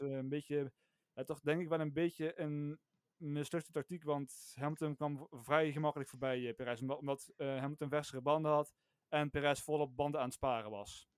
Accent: North Limburg, Netherlands; ik kom uit Noord-Limburg

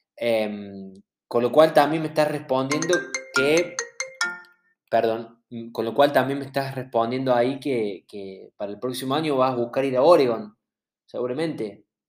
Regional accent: Córdoba, Argentina; nosotros somos de Córdoba, no somos de Buenos Aires

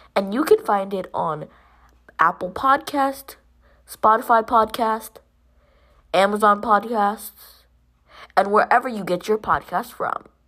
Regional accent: Jamaica; I'm Jamaican

